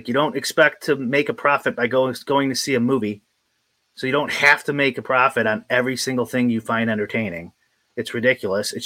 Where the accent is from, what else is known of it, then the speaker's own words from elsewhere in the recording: United States; I'm American